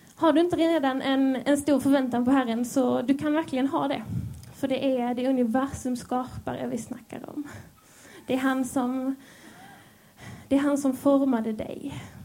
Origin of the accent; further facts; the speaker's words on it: Skåne, Sweden; accent: Scanian (skånska); also born or lived in Helsingborg; Jag hoppas ni hänger med på min skånska.